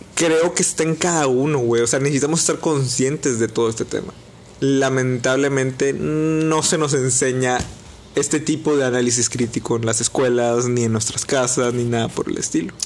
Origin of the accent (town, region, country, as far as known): Mexico